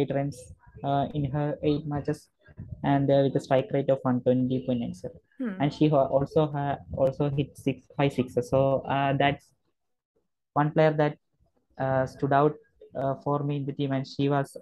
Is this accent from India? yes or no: yes; Kerala, India; I'm from Kerala